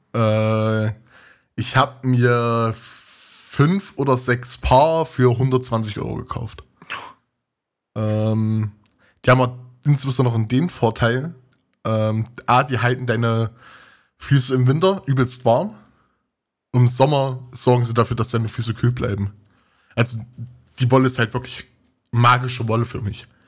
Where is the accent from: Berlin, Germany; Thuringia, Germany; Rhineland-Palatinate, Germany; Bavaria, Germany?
Thuringia, Germany; moved away as an adult; now in Leipzig, Germany; ich komme aus Thüringen und studiere in Sachsen, in Leipzig